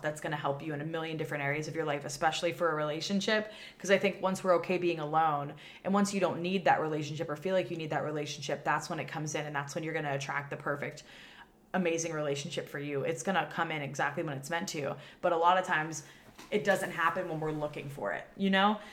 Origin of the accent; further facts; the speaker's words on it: Pennsylvania, United States; moved away as an adult; now in Austin, United States; my home state where I grew up in Pennsylvania